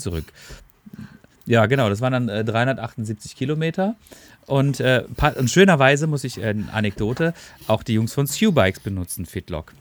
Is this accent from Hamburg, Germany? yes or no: no; Black Forest, Baden-Württemberg, Germany; bin ich auch ein Kind des Schwarzwalds, ne? Ähm, und äh, bin natürlich auch mit viel Wald und Wiesen und äh, Bäumen und äh, Bergen aufgewachsen